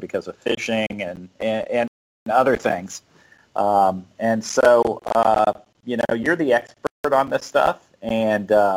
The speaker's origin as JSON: {"language": "English", "region": "South Florida", "country": "United States", "also_born_or_lived": "North Carolina", "moved": "as an adult", "said": "I'm from South Florida, and the first time I ever saw snow was like when I moved to North Carolina. I was probably 22, 23 years old"}